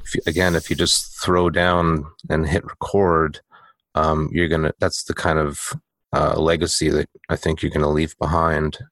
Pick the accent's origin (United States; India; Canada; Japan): Canada; I am Canadian